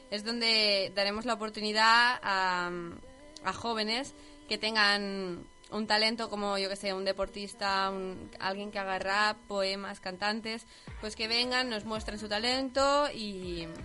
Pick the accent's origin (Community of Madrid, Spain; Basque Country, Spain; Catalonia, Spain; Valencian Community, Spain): Catalonia, Spain; Mongat; Y pues yo soy de Mongat, también acabo aquí un poco de rebote